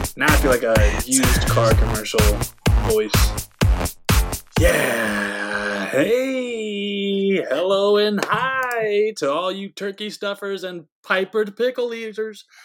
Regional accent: Georgia, United States; my home state of yeah. Georgia

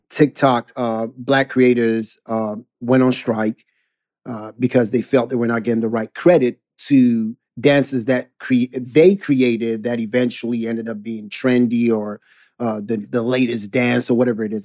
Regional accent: Ghana; growing up in Ghana

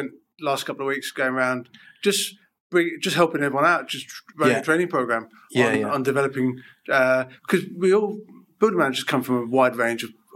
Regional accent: London, United Kingdom; I'm a guy from North London, went to a comprehensive.

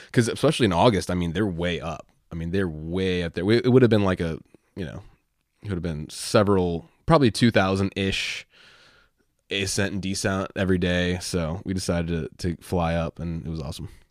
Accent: Virginia, United States; I'm from Virginia

